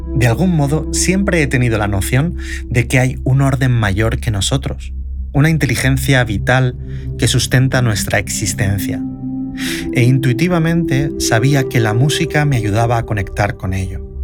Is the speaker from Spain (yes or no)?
yes; Elche, Valencian Community, Spain; mi pueblo exporta tanto talento cultural, además de calzado